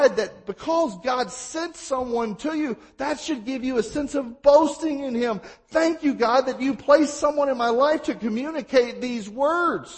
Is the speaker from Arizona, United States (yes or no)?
no; Mississippi, United States; I'm from Mississippi.